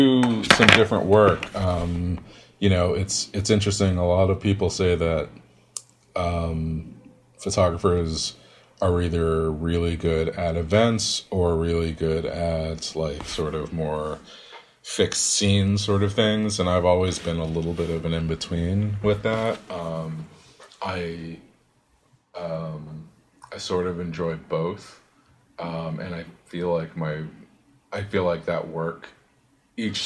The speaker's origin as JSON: {"language": "English", "town": "New York City", "region": "New York", "country": "United States", "tie": "born or raised there", "also_born_or_lived": "Queens, New York", "said": "I was born in Queens, but I've lived in Brooklyn for most of my life"}